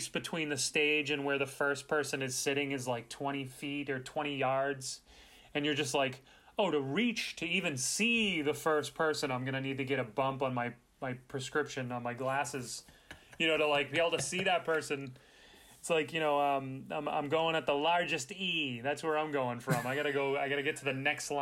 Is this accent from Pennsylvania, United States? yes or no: no; Boston, Massachusetts, United States; I'm from Boston